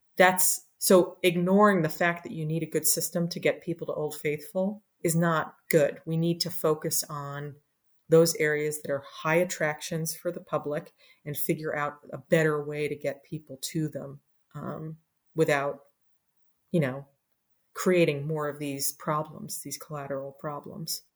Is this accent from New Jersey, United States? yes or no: yes; New Jersey, United States; moved away as an adult; also born or lived in Washington, D.C.; I, uh, was a kid in New Jersey who loved the outdoors